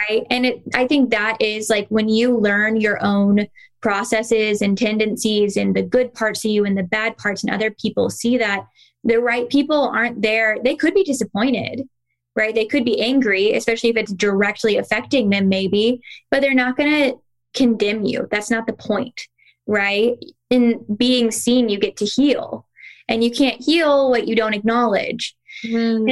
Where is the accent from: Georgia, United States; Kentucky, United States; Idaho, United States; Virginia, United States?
Kentucky, United States; also born or lived in the West; now in North Carolina, United States; I grew up in the South